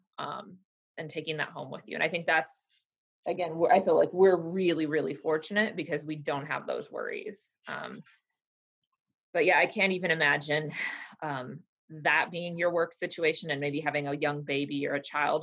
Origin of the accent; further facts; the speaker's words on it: Iowa, United States; moved away; also born or lived in Kansas; I'm originally from Iowa